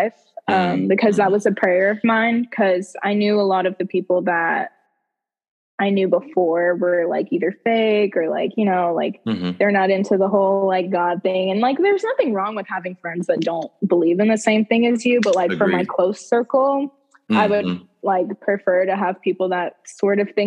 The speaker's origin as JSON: {"language": "English", "region": "the South", "country": "United States", "tie": "born or raised there", "said": "growing up in the South"}